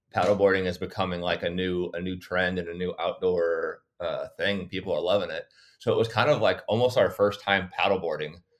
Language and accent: English; St. Louis, Missouri, United States; also born or lived in St. Charles, Missouri; I was born in Saint Louis, and, uh, now I live just across the river in Saint Charles